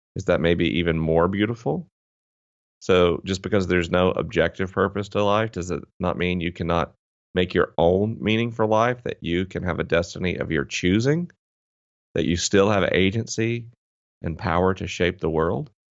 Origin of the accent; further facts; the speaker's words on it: Tallahassee, Florida, United States; I grew up in Tallahassee, Florida, which is, uh, definitely Bible Belt territory